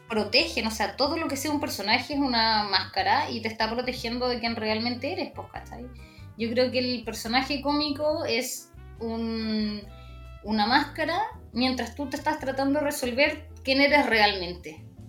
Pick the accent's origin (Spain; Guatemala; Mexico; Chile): Chile